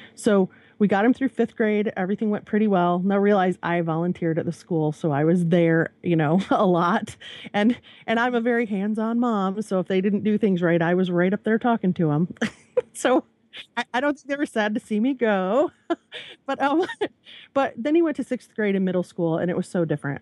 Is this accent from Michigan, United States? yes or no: yes; Michigan, United States; also born or lived in central Virginia; now in Virginia, United States; I'm from Michigan